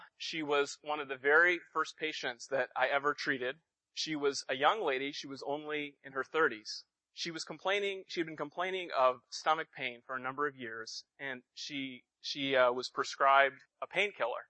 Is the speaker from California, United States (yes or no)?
yes; Los Angeles, California, United States; moved away as an adult; now in Boston, United States; I'm ethnically Indian, though I was born and raised in Southern California in the Los Angeles area